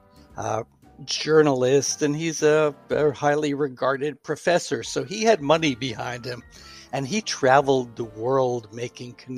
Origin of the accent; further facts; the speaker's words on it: New York City, New York, United States; also born or lived in Houston, Texas / Pittsburgh; now in Hillsborough, United States; we both grew up in the New York City area.